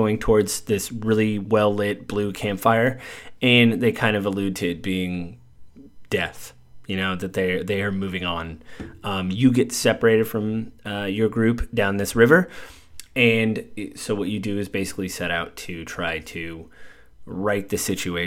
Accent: United States; being American

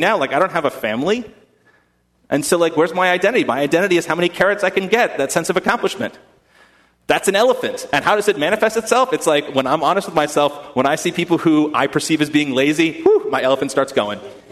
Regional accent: United States; I am as American to the core

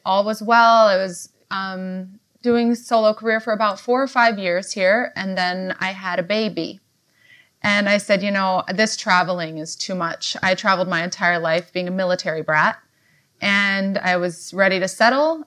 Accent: Virginia, United States; moved away as an adult; also born or lived in Cincinnati / Los Angeles; now in New York, United States; I am from Virginia. That's where I went to high school.

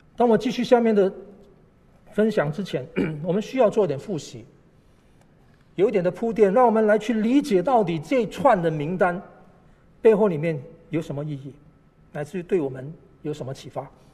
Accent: Malaysia; now in Taipei, Taiwan; 在马来西亚长大

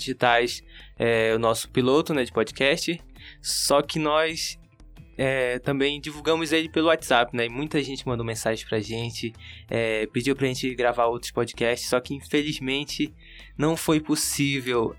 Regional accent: Amaturá, Amazonas, Brazil; eu sou do município de Amaturá, do interior do Amazonas, sou do povo Cambeba

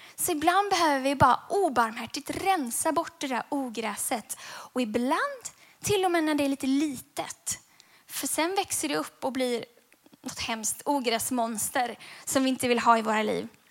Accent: Gothenburg, Västra Götaland, Sweden; när jag växte upp så växte jag upp i den vackra staden Göteborg

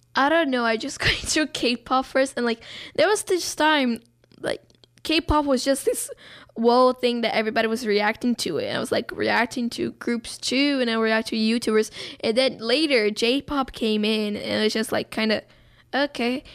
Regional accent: Brazil; now in United States; I'm Brazilian. I'm not, like, I don't say that I'm white Brazilian, I just say I'm Brazilian

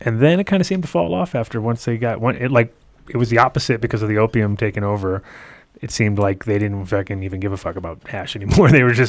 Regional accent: East Coast, United States; moved away; I mean, there was always Afghan when I was growing up on the East Coast up until, you know, 87, 88.

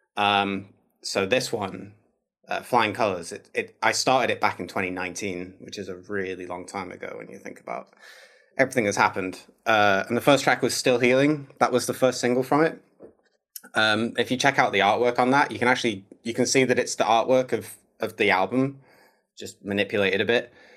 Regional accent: Manchester, North West England, United Kingdom; moved away as an adult; now in Oakland, United States; I'm from Manchester, so I'm from the same town

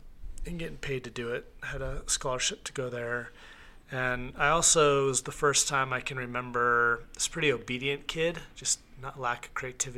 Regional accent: Clarkston, Washington, United States; also born or lived in Spokane; Most of my childhood, I was born in Spokane. Most of my childhood was in Clarkson.

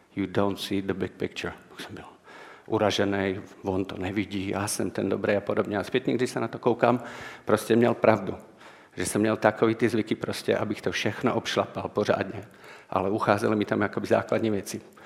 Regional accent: Martin, Žilina Region, Slovakia; Czech is a second language; já jsem ze Slovenska, takže mluvím takovou lámanou češtinou

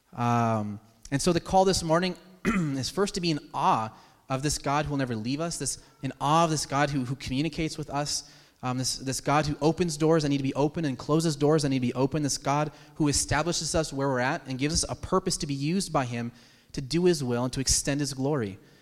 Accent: United States; as American citizens

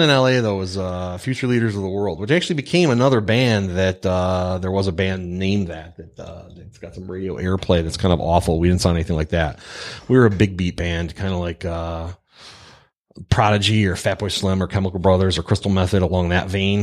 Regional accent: Pontiac, Michigan, United States; Pontiac, Michigan, factory town, working class hero.

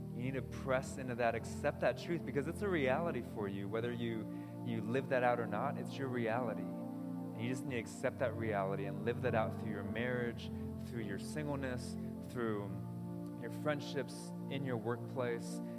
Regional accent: United States; I'm American

